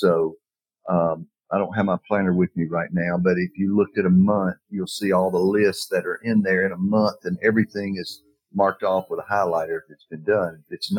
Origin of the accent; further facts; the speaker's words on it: Decatur, Alabama, United States; Point Mallard is in Decatur, Alabama. Yes. That is my hometown.